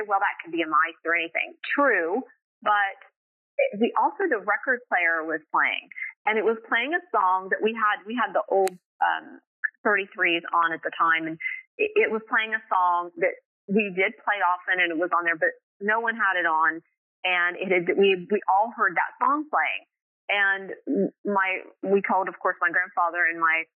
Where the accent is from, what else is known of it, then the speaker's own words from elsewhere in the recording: Middleport, Ohio, United States; moved away; I grew up in Ohio, a little town called Middleport, Ohio.